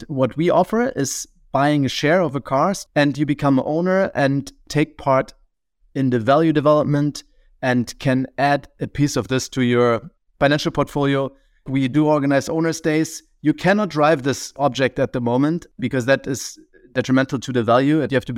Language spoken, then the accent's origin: English; Berlin, Germany; So I consider myself a bit more of a city boy because I grew up in Berlin